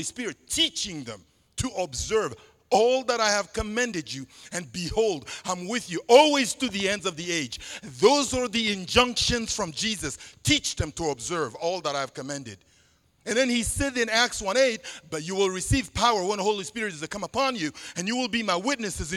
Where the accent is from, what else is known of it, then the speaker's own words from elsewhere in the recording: Central African Republic; first language Sango; English is a second language; moved away; in my native language, Sango, one of the 50 languages spoken in the country where I'm originally from